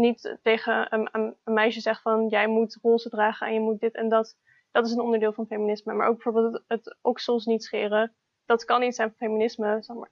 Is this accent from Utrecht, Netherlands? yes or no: yes; Utrecht, Netherlands; also born or lived in Almere; En ik ben opgegroeid in Utrecht.